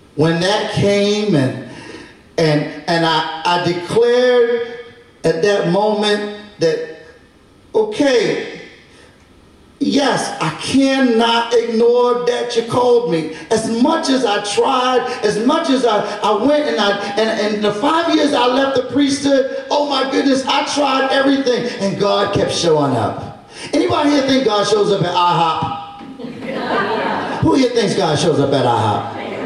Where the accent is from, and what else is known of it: Baltimore, Maryland, United States; born or raised there; moved away as an adult; also born or lived in New Orleans